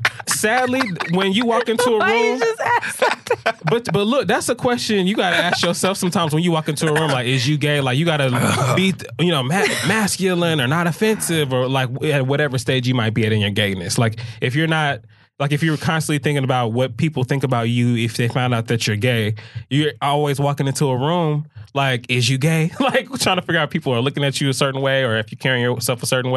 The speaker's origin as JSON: {"language": "English", "region": "the South", "country": "United States", "said": "You know that even though I'm black and I'm gay, I'm still from the South."}